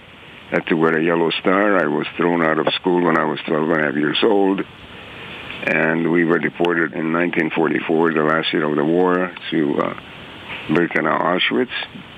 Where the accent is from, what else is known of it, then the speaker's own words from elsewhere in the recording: Czechia; born there; I was born in Czechoslovakia in a free democratic country, and I had a large extended family, both my paternal and maternal side.